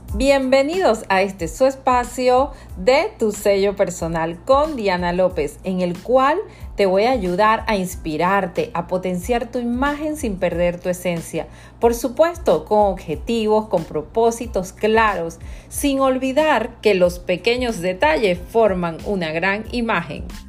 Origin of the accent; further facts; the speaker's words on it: Panama; Soy de Panamá